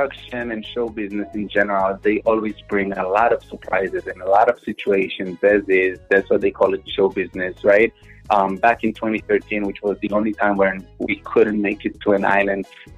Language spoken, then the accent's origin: English; Israel; first language Hebrew; English is a second language; now in Miami, United States; I was born and raised in Israel